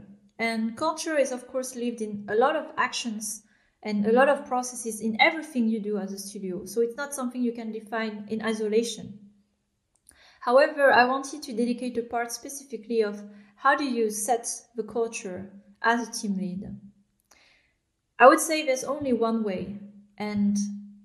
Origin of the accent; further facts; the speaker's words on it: France; I was born in France, but I am, my parents are immigrants from Vietnam. They moved in the 80s, and I grew up in France